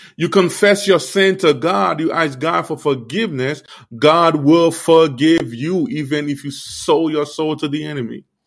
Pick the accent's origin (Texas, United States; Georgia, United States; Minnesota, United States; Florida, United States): Florida, United States; Miami; also born or lived in Haiti; I grew up in Miami.